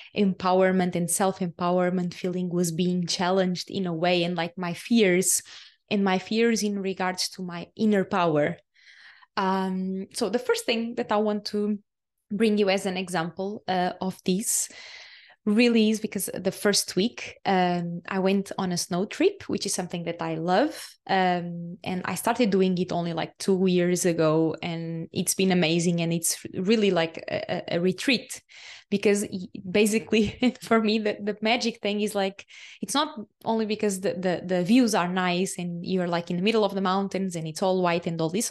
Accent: Portugal; English is a second language; moved away as an adult; Portugal is my home country, and it's the, the country where my soul chose to, uh, be born and to live for so many years

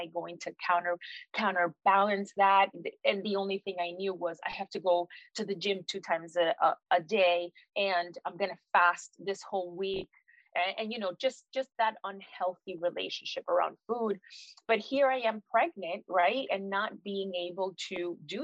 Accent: Miami, Florida, United States; I am Puerto Rican. Both of my parents are Puerto Rican. I was raised in Miami

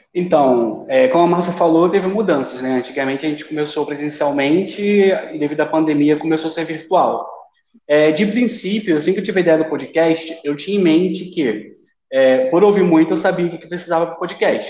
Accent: Niterói, Rio de Janeiro, Brazil; moved away as an adult; now in Cuiabá, Brazil; Eu, eu sou carioca, mas de Niterói

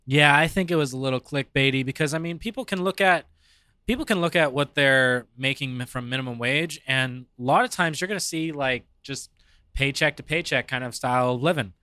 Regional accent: Arizona, United States; I was born and raised here in Arizona

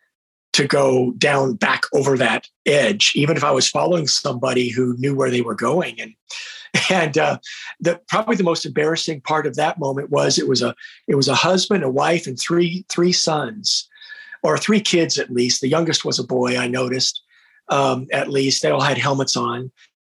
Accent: United States; I was an ignorant American

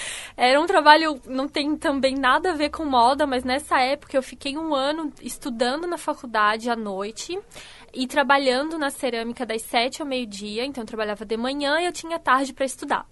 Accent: Canelinha, Santa Catarina, Brazil; moved away as an adult; also born or lived in Brusque; now in Criciúma, Brazil; eu nasci em Canelinha, uma cidadezinha bem pequenininha no norte do estado de Santa Catarina.

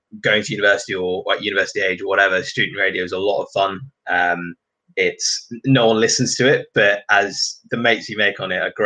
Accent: Singapore; moved away; I grew up in Singapore, and football is kind of 24/7 on the TV there.

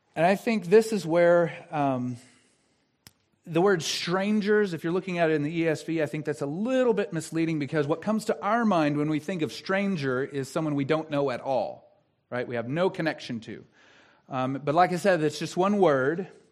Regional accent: the South, United States; I'm from the South

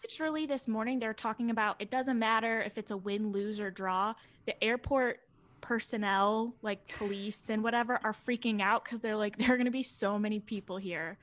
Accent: Buffalo, New York, United States; I'm born and bred in Buffalo.

